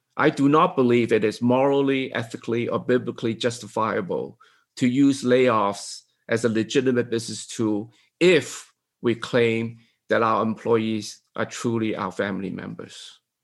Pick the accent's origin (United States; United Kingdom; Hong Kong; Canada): Hong Kong; I'm from Hong Kong, right?